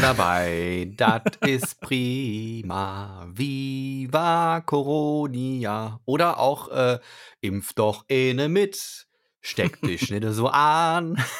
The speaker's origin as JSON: {"language": "German", "town": "Cologne", "region": "North Rhine-Westphalia", "country": "Germany", "tie": "born or raised there", "said": "ich bin ja gebürtiger Kölner und habe da äh, auch 100 Milliarden Jahre gewohnt"}